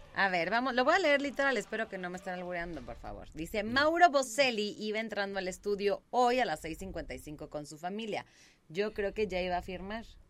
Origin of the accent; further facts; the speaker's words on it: San Juan del Río, Querétaro, Mexico; yo soy queretana, yo me fui a vivir a San Juan del Río de los 7 a los 14, justo en la secundaria. Me regreso para cumplir 15 a Querétaro